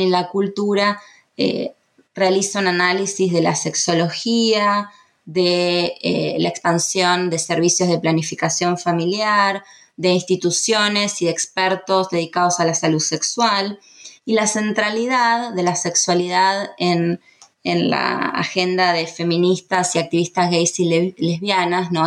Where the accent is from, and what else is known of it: Argentina